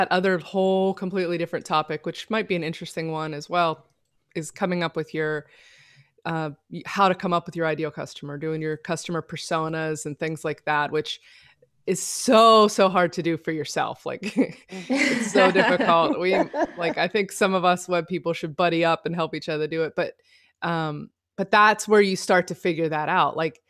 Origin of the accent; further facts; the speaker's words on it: California, United States; Remember when I said I was from California?